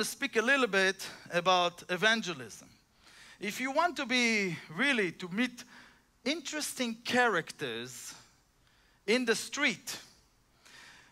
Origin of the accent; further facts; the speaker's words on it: Israel; moved away; I'm just from Israel.